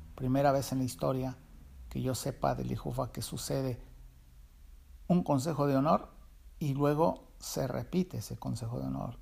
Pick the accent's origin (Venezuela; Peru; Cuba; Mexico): Mexico; State of Mexico; moved away as an adult; now in Tijuana, Mexico; Desde mi juventud hasta cuando emigré a Tijuana, yo soy del Estado de México